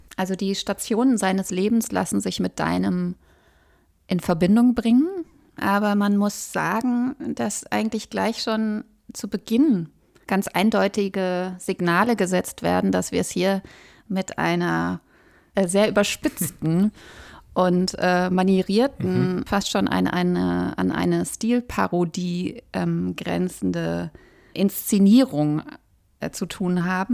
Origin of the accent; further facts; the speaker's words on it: Ruhr area, North Rhine-Westphalia, Germany; Wir sind beide im Ruhrgebiet groß geworden